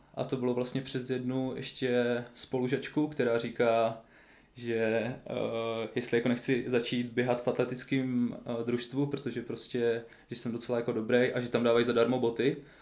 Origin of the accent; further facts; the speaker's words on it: Svitavy, Pardubice Region, Czechia; moved away; also born or lived in Brno; jsem vlastně ze Svitav, takže v okolí Svitav